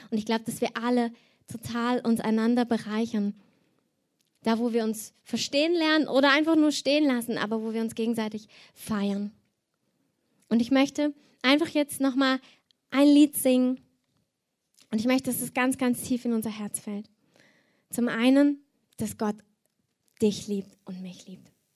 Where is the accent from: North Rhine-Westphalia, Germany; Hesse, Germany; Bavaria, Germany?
North Rhine-Westphalia, Germany; Cologne; ich komme aus Köln